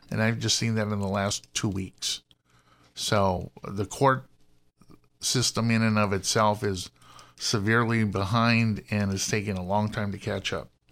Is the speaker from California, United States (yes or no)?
yes; Los Angeles, California, United States; I'm born and raised in Los Angeles, went to U C L